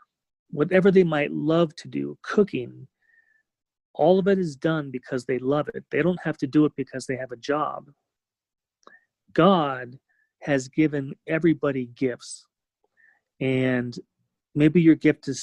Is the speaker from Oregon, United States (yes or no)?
no; California, United States; growing up in California